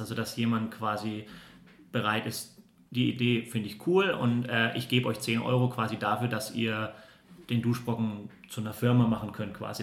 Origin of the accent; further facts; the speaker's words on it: Würzburg, Bavaria, Germany; moved away; ich komme eigentlich aus Würzburg